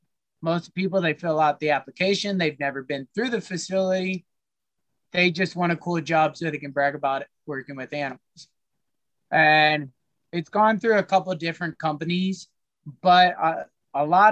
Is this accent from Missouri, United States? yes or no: yes; Columbia, Missouri, United States; I grew up and I was raised in Columbia, Missouri.